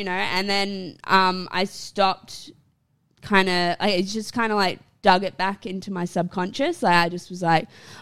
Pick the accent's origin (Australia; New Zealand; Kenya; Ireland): Australia; Port Macquarie, New South Wales; moved away as an adult; also born or lived in England / Sydney, Australia; now in Brisbane, Australia; I was in my hometown of Port Macquarie